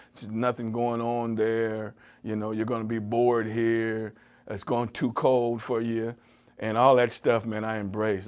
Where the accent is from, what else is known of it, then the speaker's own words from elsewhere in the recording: California, United States; moved away as an adult; now in Cleveland, United States; I was from California